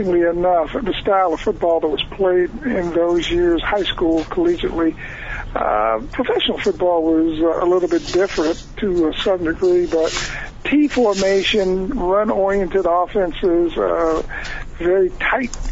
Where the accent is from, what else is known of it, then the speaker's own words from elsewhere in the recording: Warren, Ohio, United States; I was recruited on a national scale as a youngster coming out of Warren, Ohio